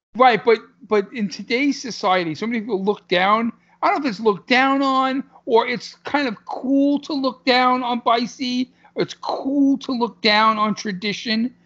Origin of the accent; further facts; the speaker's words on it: New York City, New York, United States; I'm from Brooklyn